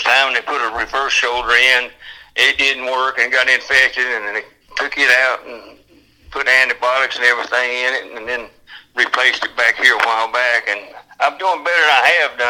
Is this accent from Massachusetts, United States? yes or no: no; Charlotte area, North Carolina, United States; when I was young, I knew everybody from, well, Catawba River was there then, and 77 wasn't there, and Highway 21 wasn't there